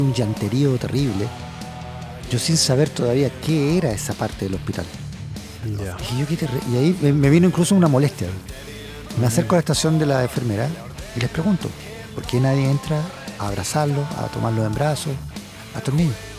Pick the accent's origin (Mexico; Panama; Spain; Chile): Chile; moved away; yo soy chileno